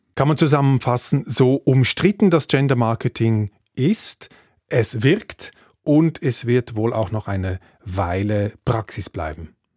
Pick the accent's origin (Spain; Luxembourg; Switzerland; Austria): Switzerland; bei uns in der Schweiz